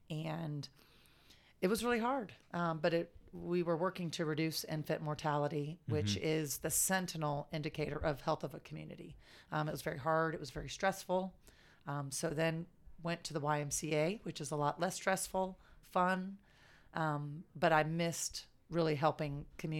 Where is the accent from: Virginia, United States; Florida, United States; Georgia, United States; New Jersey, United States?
Florida, United States; Jacksonville; So I grew up in Riverside area. Yeah. And then after first grade, moved to Julington Creek before it was what it is today.